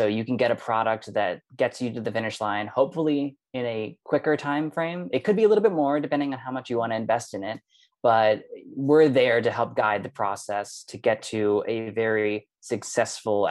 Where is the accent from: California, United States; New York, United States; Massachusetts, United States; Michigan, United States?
New York, United States; moved away; also born or lived in Berlin; as a New Yorker